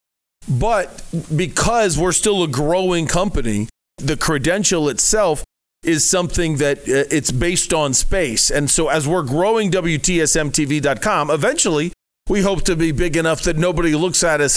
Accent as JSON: {"language": "English", "region": "Ohio", "country": "United States", "moved": "yes", "lives_now": "Arizona, United States", "said": "I'm from Ohio"}